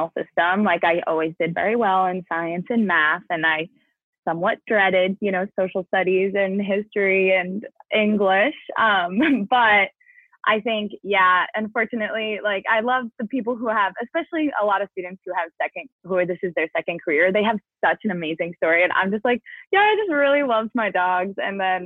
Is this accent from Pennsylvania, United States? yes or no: no; New Jersey, United States; moved away as an adult; also born or lived in Illinois; I'm from New Jersey, and that kind of like when you were looking at the original COVID map, that big red dot in New York and New Jersey is quite literally where I'm from.